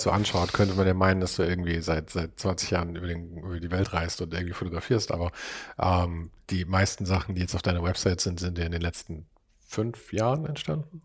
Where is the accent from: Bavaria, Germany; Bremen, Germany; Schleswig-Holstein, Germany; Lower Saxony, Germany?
Bavaria, Germany; Munich; wir kommen ja beide aus München